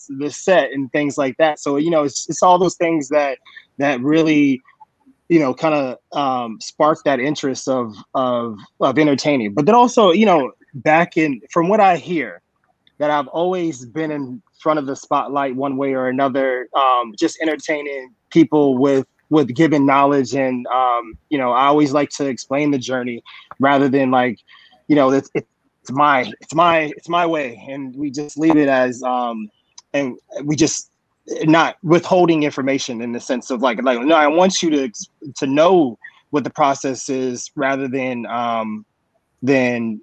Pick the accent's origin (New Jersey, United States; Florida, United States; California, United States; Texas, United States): California, United States; San Jose; I'm from San Jose, California